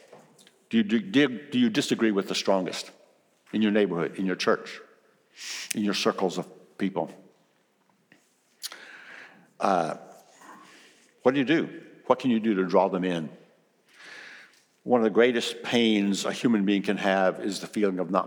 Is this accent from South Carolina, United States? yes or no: yes; South Carolina, United States; also born or lived in Kosciusko, Mississippi; in South Carolina, where I was raised